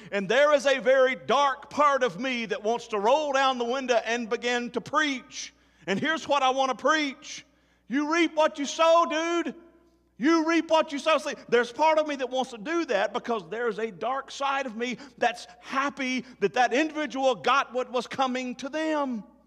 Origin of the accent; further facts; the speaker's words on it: Tennessee, United States; my home state of Tennessee